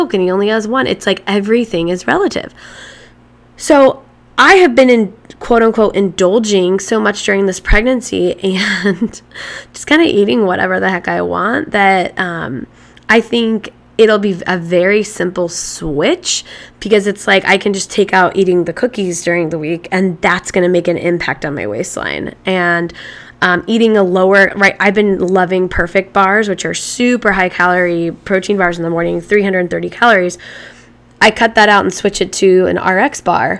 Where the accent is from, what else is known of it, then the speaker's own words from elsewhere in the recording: Midwest, United States; growing up in the Midwest